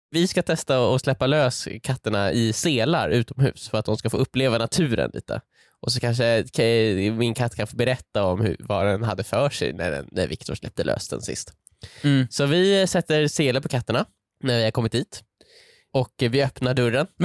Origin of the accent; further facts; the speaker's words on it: Lindholmen, Stockholm County, Sweden; du och jag är ju från Lindholmen